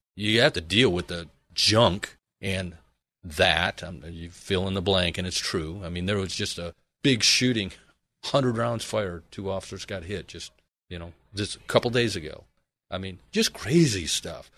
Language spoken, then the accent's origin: English; Michigan, United States; moved away as an adult; now in Arizona, United States; originally I am from Michigan